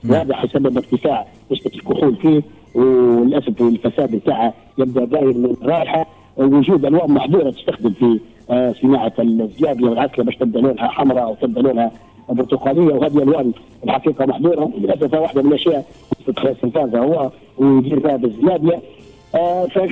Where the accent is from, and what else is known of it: Libya